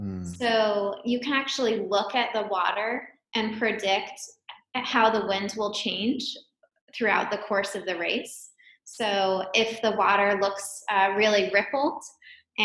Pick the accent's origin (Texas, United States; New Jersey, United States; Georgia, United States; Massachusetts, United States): Massachusetts, United States; Wellesley; I grew up just outside of Boston in a town called Wellesley